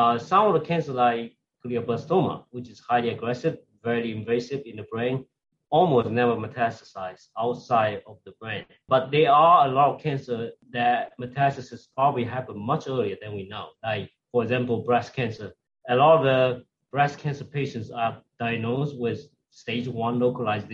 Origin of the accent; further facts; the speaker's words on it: China; moved away as an adult; also born or lived in Shanghai; now in United States; I came originally from China